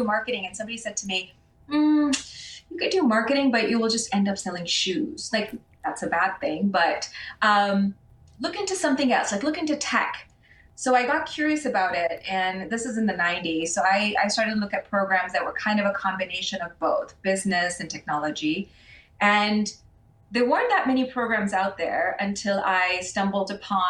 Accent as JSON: {"language": "English", "country": "Pakistan", "tie": "born or raised there", "moved": "yes", "said": "when I was a kid growing up in Pakistan"}